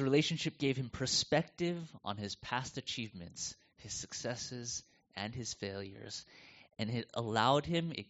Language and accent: English; United States; moved away as an adult; now in Melbourne, Australia; And you can tell from my accent, I'm not from around here, and so coming from the U.S.